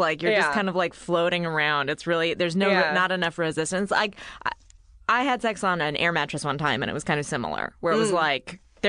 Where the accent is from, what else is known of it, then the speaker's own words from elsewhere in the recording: Bay Area, California, United States; I grew up in the Bay Area.